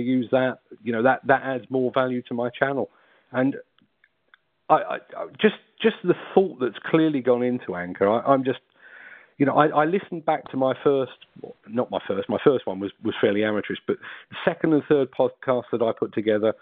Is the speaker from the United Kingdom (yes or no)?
yes; London, United Kingdom; accent: South London; my South London accent